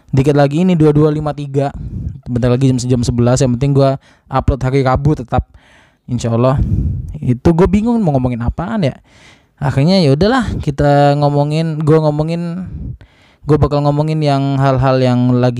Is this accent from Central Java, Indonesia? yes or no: yes; Surakarta, Central Java, Indonesia; sejak terakhir gue eh, pulang ke Solo untuk mencari pekerjaan gitu walaupun nyarinya di Jakarta juga